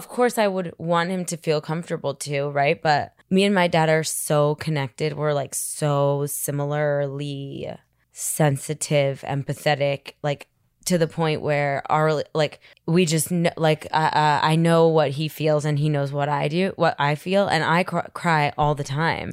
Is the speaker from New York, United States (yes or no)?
yes; New York City, New York, United States; I grew up in Manhattan